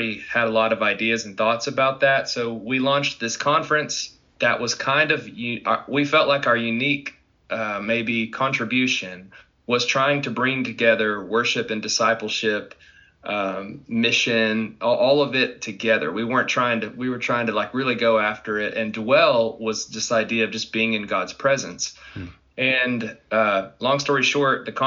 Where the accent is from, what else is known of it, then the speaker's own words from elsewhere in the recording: Arkansas, United States; moved away as an adult; now in Dallas, United States; I'm originally from Arkansas and been there my whole life. I now reside in Dallas, Texas.